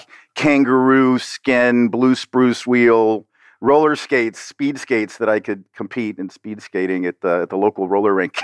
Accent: Miami, Florida, United States; I'm a South Florida native. I was born and raised here in Miami

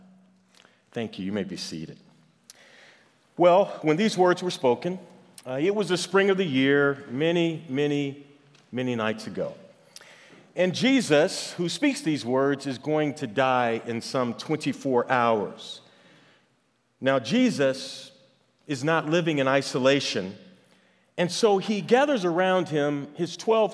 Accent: St. Louis, Missouri, United States; I am from St. Louis

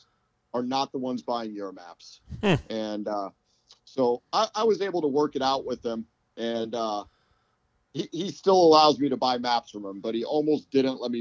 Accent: Papillion, Nebraska, United States; also born or lived in Omaha, Nebraska; I grew up in a city called Papillion

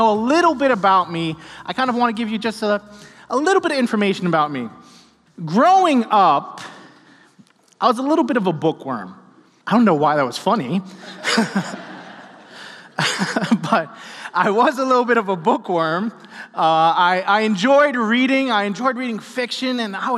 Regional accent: New York City, New York, United States; I grew up in New York City, and I grew up in a six-story apartment building.

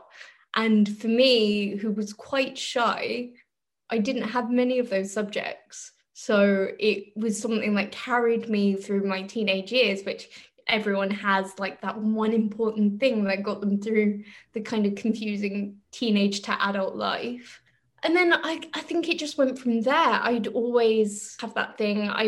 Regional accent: London, United Kingdom; moved away as an adult; now in Germany; We're from Northwest London

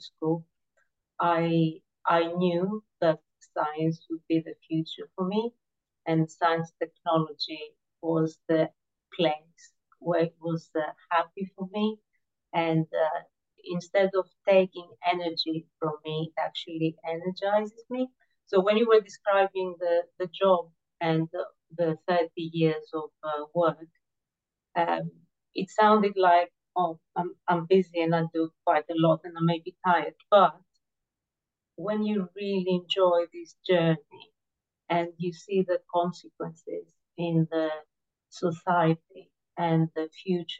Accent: Greece; I was born in Greece

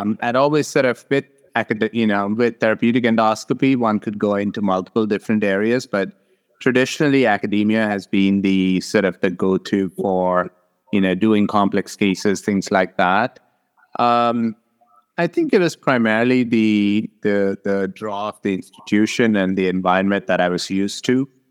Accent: Hyderabad, Telangana, India; moved away as an adult; now in Arizona, United States; I grew up in South India in, uh, Hyderabad

